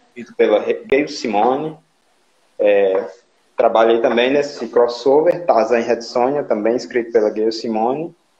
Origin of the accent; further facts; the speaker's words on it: Limoeiro do Norte, Ceará, Brazil; sou do Limoeiro, né, como já falei